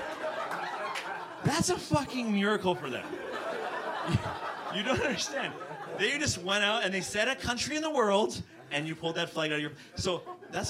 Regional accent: Vancouver, British Columbia, Canada; moved away as an adult; now in Toronto, Canada; I'm from Vancouver, and I've been living here for the last 4 years.

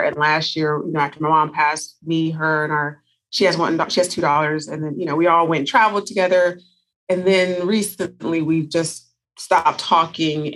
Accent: Northern California, United States; now in Las Vegas, United States; I'm originally from Northern California. I currently live in Las Vegas, Nevada

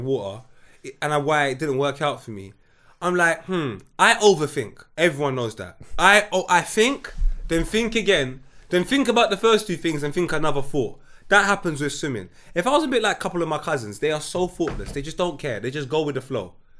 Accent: Jamaica; now in England; I'm Jamaican

